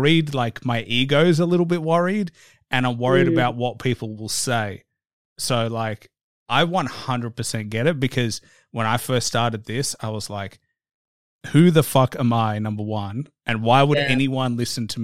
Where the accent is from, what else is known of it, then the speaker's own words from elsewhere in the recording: Australia; me being Australian